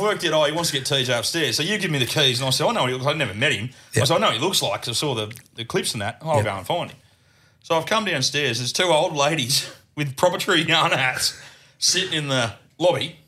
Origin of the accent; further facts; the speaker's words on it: Murgon, Queensland, Australia; I'm from Murba. Grew up, grew up. Still there, still there